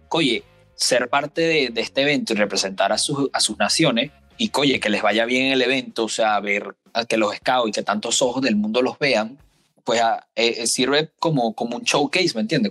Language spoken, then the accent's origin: Spanish; Venezuela